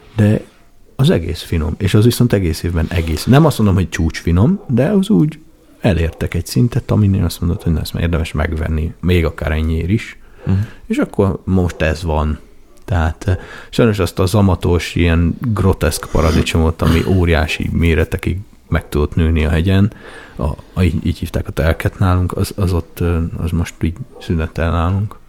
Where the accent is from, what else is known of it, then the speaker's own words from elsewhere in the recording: Nagykanizsa, Zala, Hungary; én Nagykanizsán nőttem fel leginkább